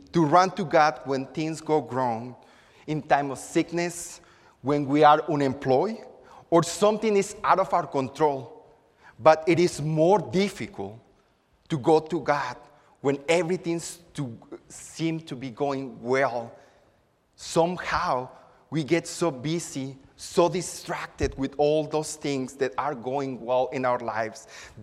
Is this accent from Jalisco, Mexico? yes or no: no; Acapulco, Guerrero, Mexico; now in Houston, United States; I'm from Acapulco, which is a tropical environment on the Pacific coast of Mexico. My parents' house is near a river, and as a child, I spent many afternoons